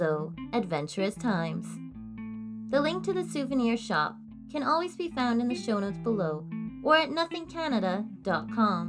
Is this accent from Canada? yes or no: yes; Canada